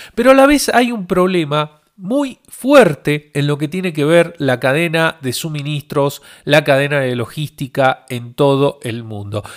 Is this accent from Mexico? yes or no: no; Argentina; soy de Argentina